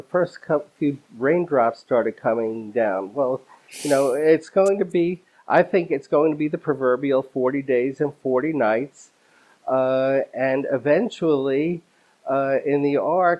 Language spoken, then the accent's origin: English; New York, United States; as a New Yorker